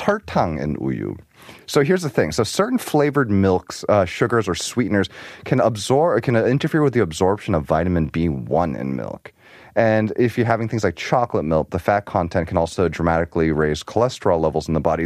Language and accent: English; New York, United States; moved away; also born or lived in Arizona; I grew up in New York